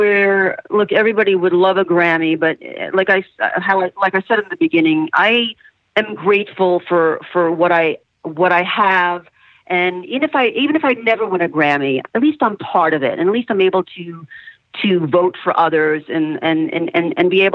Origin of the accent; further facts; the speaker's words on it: New York, United States; I grew up in New York as a little girl